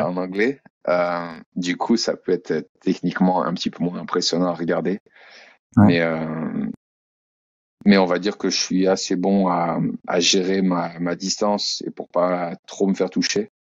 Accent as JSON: {"language": "French", "country": "France", "also_born_or_lived": "Australia", "moved": "as an adult", "lives_now": "Auckland, New Zealand", "said": "Et je suis français, bien sûr."}